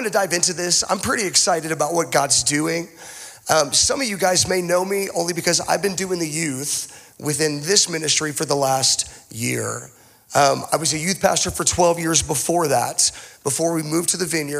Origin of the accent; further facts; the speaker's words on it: Boise, Idaho, United States; also born or lived in Tulsa, Oklahoma; I consider myself to be a Boise native. I technically was not born in Boise. I was born in Tulsa, Oklahoma, but I don't claim Tulsa.